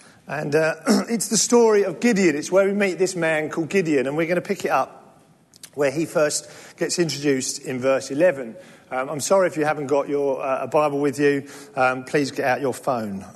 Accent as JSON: {"language": "English", "region": "England", "country": "United Kingdom", "lives_now": "London, United Kingdom", "said": "we're English"}